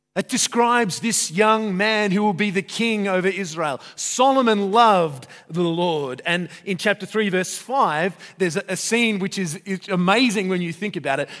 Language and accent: English; Australia; I'm Australian